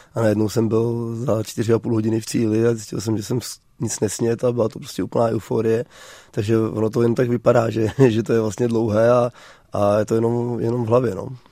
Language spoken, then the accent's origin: Czech; Jizera Mountains, Liberec Region, Czechia; který jsem z Jizerek